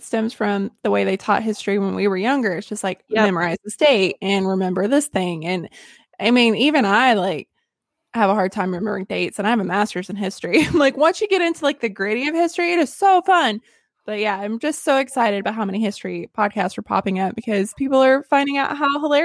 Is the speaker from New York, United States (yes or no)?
no; Northern Arkansas, United States; I'm from Northern Arkansas.